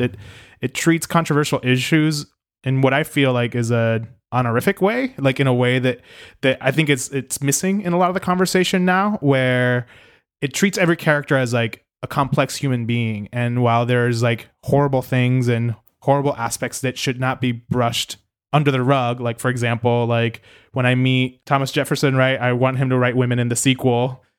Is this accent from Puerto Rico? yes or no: yes; Puerto Rico; also born or lived in New York; I don't think of myself as American at times because of the weird relationship that Puerto Rico has.